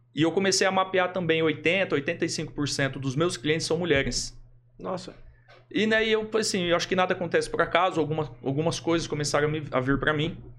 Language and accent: Portuguese; Adamantina, São Paulo, Brazil; moved away as an adult; also born or lived in Londrina, Paraná; now in Maringá, Brazil; Eu sou do interior de São Paulo. Uhum. Minha cidade natural é interior de São Paulo, Adamantina